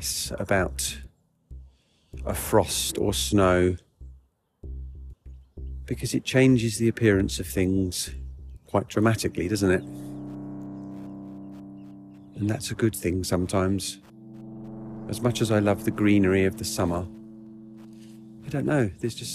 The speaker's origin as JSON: {"language": "English", "country": "United Kingdom", "said": "I do my duty as a British person"}